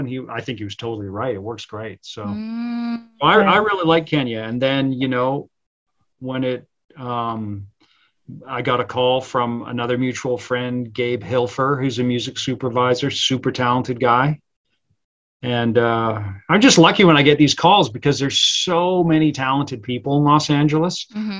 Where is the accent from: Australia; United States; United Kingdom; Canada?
United Kingdom; England; born there; Cause I was born in England.